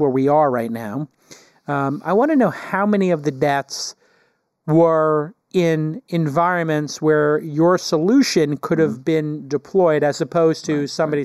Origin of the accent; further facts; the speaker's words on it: New York City, New York, United States; I grew up in Brooklyn